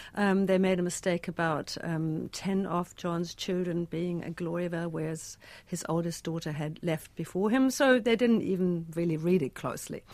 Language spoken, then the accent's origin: English; Germany; moved away as an adult; now in Christchurch, New Zealand; a German immigrant in God's own